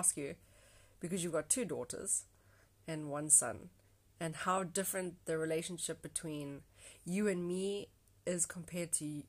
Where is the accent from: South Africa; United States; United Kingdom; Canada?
South Africa; now in Mauritius; I am South African. I am 31 and I live in Mauritius.